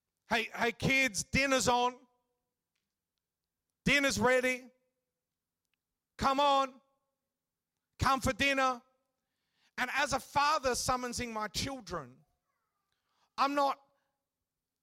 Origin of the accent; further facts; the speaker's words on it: Western Australia, Australia; I grew up a bit of a surfy type of kid, growing up in Western Australia